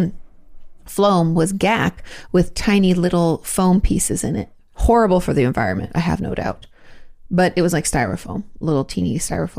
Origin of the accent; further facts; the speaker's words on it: Australia; moved away; I'm from Australia